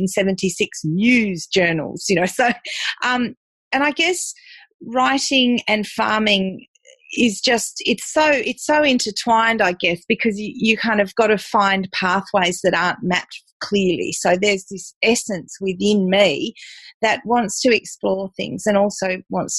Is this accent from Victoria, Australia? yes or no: no; Tasmania, Australia; I'm a fifth generation Tassie girl. So I was born and bred in Tassie